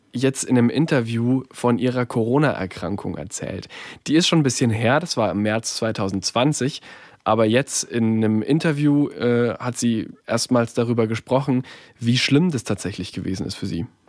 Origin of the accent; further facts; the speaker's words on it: Bayreuth, Bavaria, Germany; Also bei mir daheim in Bayreuth, äh, in meiner Heimatstadt